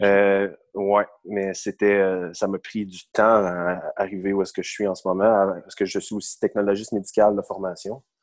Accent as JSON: {"language": "French", "town": "Saint-Jérôme", "region": "Quebec", "country": "Canada", "tie": "born or raised there", "also_born_or_lived": "Mirabel", "said": "je viens de Mirabel, en fait, euh, originaire de Mirabel, mais depuis que j'ai six ans, euh, j'ai déménagé à Saint-Jérôme. Et depuis, depuis ce temps-là, j'habite à Saint-Jérôme."}